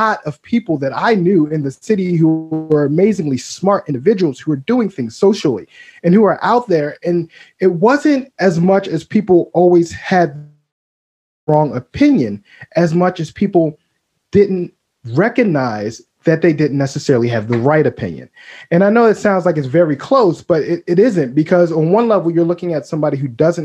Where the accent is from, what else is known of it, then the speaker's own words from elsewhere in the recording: Baltimore, Maryland, United States; I grew up in Baltimore